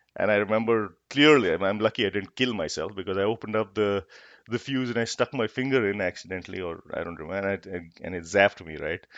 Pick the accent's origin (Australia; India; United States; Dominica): India; Jaipur, Rajasthan; also born or lived in Kolkata; I grew up in Jaipur